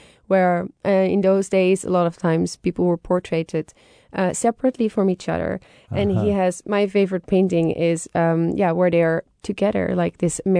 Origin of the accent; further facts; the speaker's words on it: Haarlem, North Holland, Netherlands; I love Frans Hals, and I am biased because I am from Haarlem, and Frans Hals is from Haarlem.